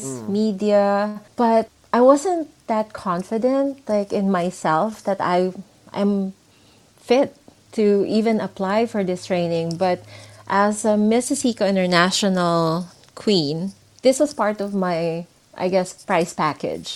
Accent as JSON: {"language": "English", "country": "Philippines", "tie": "born or raised there", "also_born_or_lived": "Singapore / Dubai", "moved": "as an adult", "said": "I grew up in the Philippines"}